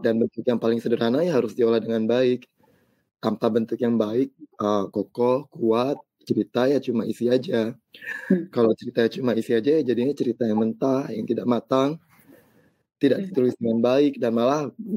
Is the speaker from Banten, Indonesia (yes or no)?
no; South Sumatra, Indonesia; saya juga lahir di kota, di kota kecil di Sumatera Selatan